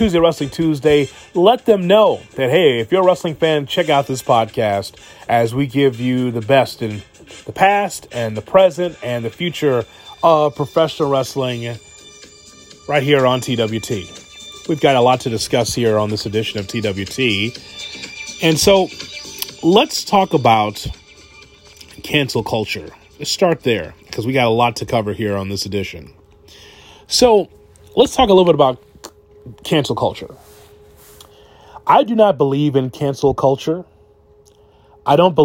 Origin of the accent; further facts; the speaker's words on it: Chicago, Illinois, United States; I'm from Chicago